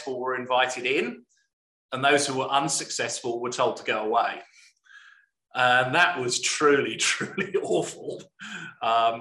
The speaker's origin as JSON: {"language": "English", "area": "Hampshire", "region": "South East England", "country": "United Kingdom", "tie": "born or raised there", "also_born_or_lived": "South Wales / Leeds / New Zealand", "moved": "as an adult", "lives_now": "Australia", "said": "I was born in South Wales, but spent most of my childhood in Hampshire"}